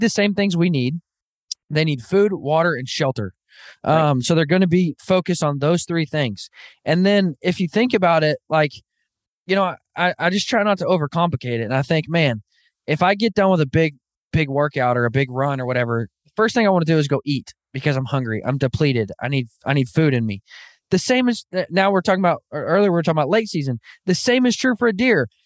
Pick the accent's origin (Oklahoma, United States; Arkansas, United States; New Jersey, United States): Arkansas, United States; Northwest; now in Kansas, United States; I actually grew up, born and raised in Northwest Arkansas